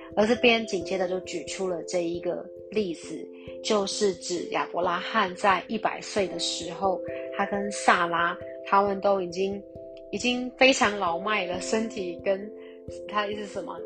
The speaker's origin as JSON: {"language": "Chinese", "country": "Taiwan", "said": "像我们弟兄姐妹，我们都是台湾人"}